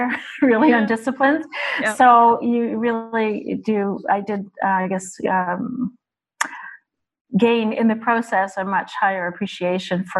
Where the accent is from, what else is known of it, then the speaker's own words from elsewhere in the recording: Halifax, Nova Scotia, Canada; moved away as an adult; also born or lived in Vancouver, Canada; now in Portugal; I'm actually from Halifax originally, and I have a Bachelor of Commerce in Management from St. Mary's University from Halifax, and then I moved to Vancouver